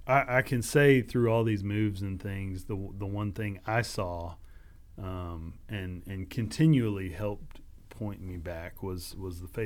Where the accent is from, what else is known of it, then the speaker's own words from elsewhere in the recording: Katy, Texas, United States; as a kid, as a as a teenager growing up in Katy, Texas, and all the junk that goes along with that.